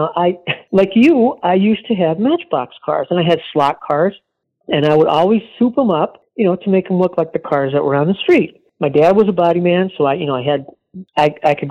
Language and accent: English; New York, United States; I grew up in New York State where we had winter like 11 months out of the year